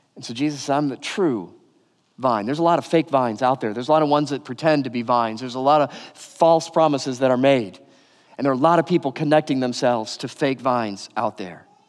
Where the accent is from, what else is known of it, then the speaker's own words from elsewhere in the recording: Detroit, Michigan, United States; moved away; also born or lived in California; I grew up outside Detroit in the suburbs